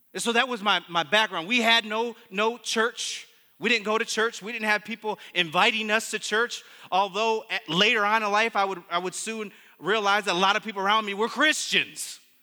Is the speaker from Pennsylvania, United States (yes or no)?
no; Muskegon, Michigan, United States; I grew up in Muskegon